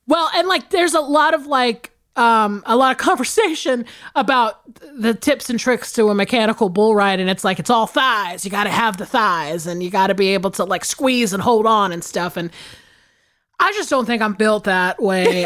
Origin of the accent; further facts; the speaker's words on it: the South, United States; I grew up in the South